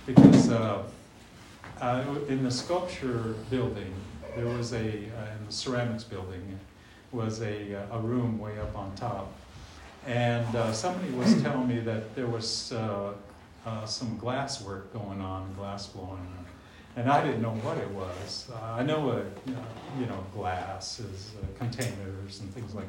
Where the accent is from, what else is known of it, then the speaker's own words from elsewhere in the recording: Anchorage, Alaska, United States; also born or lived in Barrow, Alaska; I moved from Barrow, when I was only 6 years old, five, and then turned six when I moved. And so I was raised in a you know, non-native community of Anchorage